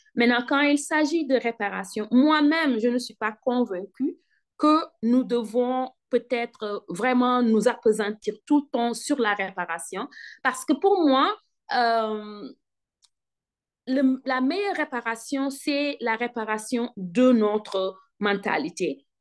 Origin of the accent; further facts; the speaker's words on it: Senegal; now in North Carolina, United States; je suis d'origine sénégalaise. Je suis sénégalaise